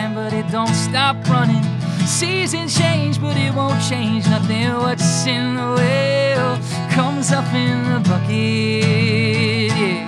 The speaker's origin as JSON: {"language": "English", "town": "Albany", "region": "Georgia", "country": "United States", "tie": "born or raised there", "said": "I was born in Albany, Georgia"}